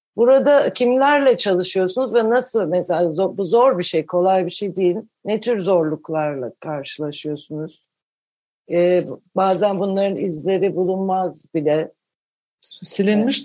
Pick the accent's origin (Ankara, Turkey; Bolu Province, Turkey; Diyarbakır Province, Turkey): Ankara, Turkey; Ben de Ankara'da büyüdüm, Ankaralıyım